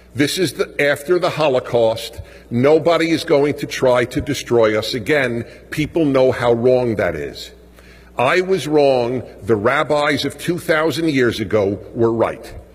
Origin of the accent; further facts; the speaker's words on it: United States; As an American Jew